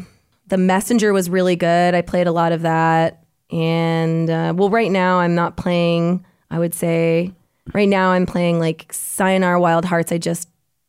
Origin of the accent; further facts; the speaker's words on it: Hilliard, Ohio, United States; from Hilliard, Ohio. I actually grew up really close to Dayton, and we used to compete against them in gymnastics.